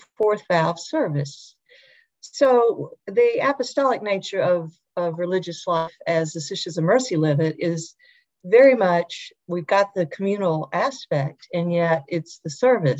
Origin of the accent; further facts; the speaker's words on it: Little Rock, Arkansas, United States; I grew up here in Little Rock